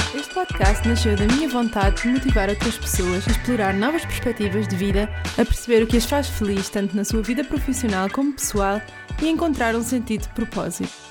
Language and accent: Portuguese; Portugal; moved away as an adult; also born or lived in East Timor / Thailand; now in Berlin, Germany; Eu sou portuguesa, mas moro e trabalho fora de Portugal